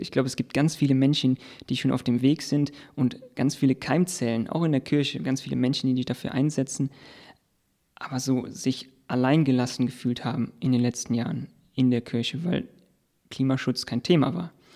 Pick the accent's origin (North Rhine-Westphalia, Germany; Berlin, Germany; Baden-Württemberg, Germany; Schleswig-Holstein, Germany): North Rhine-Westphalia, Germany; near the Fortuna open-cast mine; im Prinzip bin ich direkt in der Nachbarschaft aufgewachsen